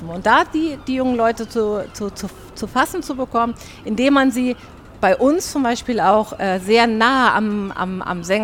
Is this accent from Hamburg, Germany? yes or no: yes; Hamburg, Germany; weil wir sind Hamburger